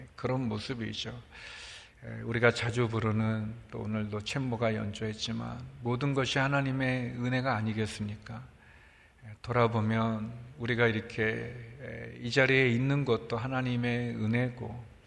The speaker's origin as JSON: {"language": "Korean", "region": "Seoul", "country": "South Korea", "tie": "born or raised there", "said": "서울에서 자랐어요. 뭐 물론 이제 사대문 밖이었지만 사대문 조금 밖에."}